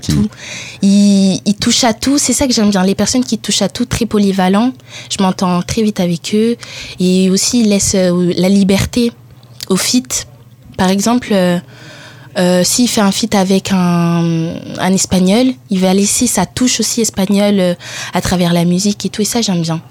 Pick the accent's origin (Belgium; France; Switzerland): France; also born or lived in Italy; Ensuite, j'ai déménagé en France. J'avais 8 ans.